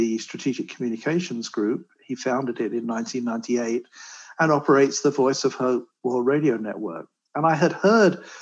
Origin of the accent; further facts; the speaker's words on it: London, United Kingdom; now in California, United States; you can probably tell from my accent, I'm not a California native here. I was born and raised in London, England